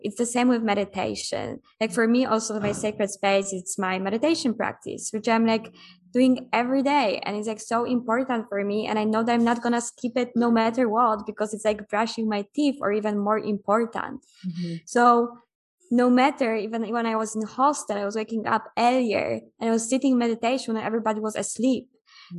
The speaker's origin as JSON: {"language": "English", "country": "Poland", "moved": "as an adult", "said": "I'm from Poland. Right now, I'm in Mexico. I've been traveling already for almost six years."}